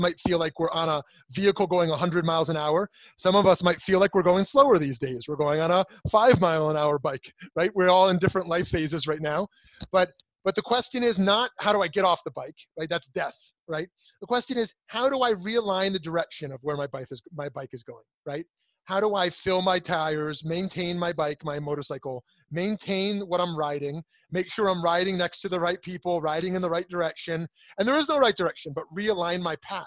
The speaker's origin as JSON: {"language": "English", "country": "United States", "said": "I'm an American, I'm a Jew"}